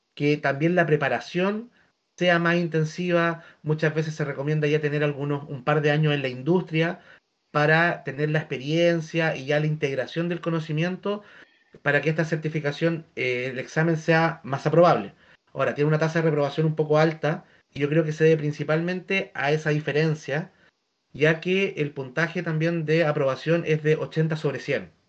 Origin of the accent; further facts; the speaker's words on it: Chile; also born or lived in southern Chile; estoy trabajando en mi ciudad natal